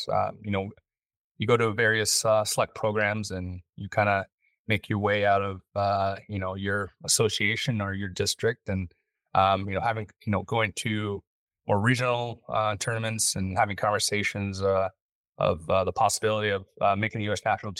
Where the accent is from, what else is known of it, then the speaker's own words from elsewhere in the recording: Los Angeles, California, United States; growing up in Los Angeles, the talent pool was, you know, a little smaller.